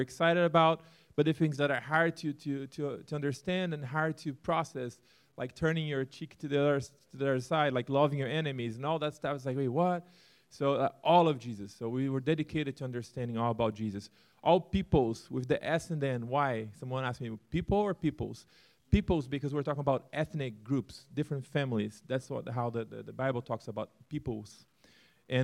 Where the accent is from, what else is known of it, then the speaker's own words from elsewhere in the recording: Brazil; moved away as an adult; also born or lived in Turkey; born and raised in Brazil